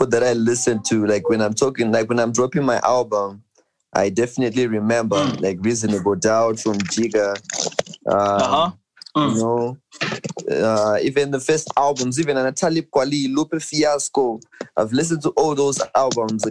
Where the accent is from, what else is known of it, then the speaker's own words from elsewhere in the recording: Zimbabwe; I'm from Cheetah